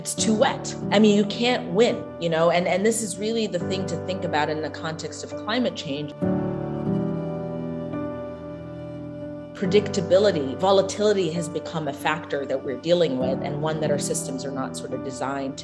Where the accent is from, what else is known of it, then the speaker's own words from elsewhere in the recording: Addis Ababa, Ethiopia; moved away as an adult; now in United States; I was born and raised in Ethiopia into a very large family